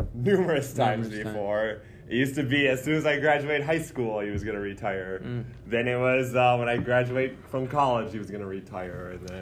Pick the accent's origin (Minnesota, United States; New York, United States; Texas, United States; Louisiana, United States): Minnesota, United States; Upsala; Well, I'm from Upsala, Minnesota